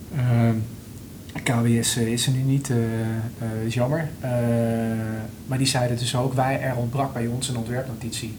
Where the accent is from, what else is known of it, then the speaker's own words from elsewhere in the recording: Netherlands; we wel als Nederlanders